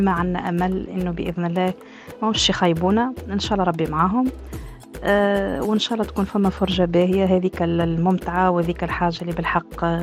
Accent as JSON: {"language": "Arabic", "country": "Tunisia", "lives_now": "Australia", "said": "كتونسية بدرجة أولى نشجع بلادي ونشجع تونس"}